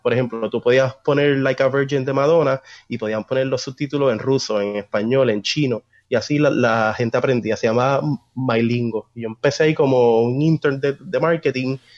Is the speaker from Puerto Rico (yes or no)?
yes; Puerto Rico; also born or lived in Buenos Aires, Argentina; yo me crié aquí, mi, base cultural es puertorriqueña